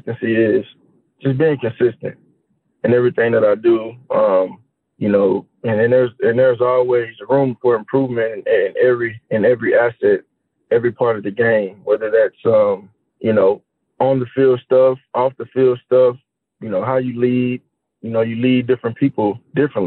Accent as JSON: {"language": "English", "town": "Houston", "region": "Texas", "country": "United States", "also_born_or_lived": "Alabama", "moved": "yes", "lives_now": "Philadelphia, United States", "said": "I'm from Houston, Texas"}